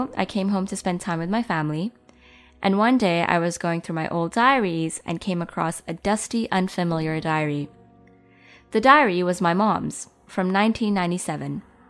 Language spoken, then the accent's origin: English; Pakistan; moved away; also born or lived in North America; I'm a patriotic Pakistani.